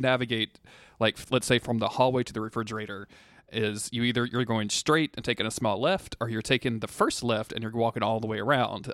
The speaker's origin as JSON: {"language": "English", "region": "the South", "country": "United States", "tie": "born or raised there", "said": "I was raised in the South"}